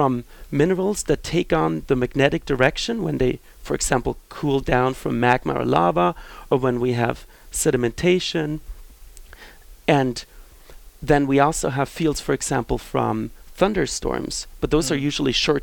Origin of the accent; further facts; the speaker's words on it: Switzerland; moved away as an adult; also born or lived in Basel; now in Fresno, United States; I was born in Switzerland, as you said correctly, in Europe